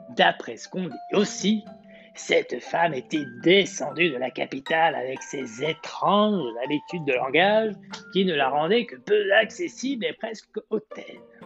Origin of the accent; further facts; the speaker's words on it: the South, southern France, France; accent: accent du Sud; mon accent du Sud